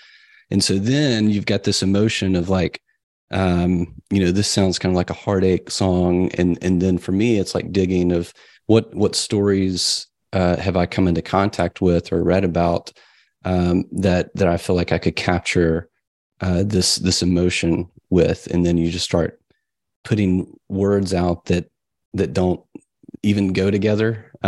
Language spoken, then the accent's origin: English; the South, United States; I grew up in the South. It was kind of a strict religious upbringing.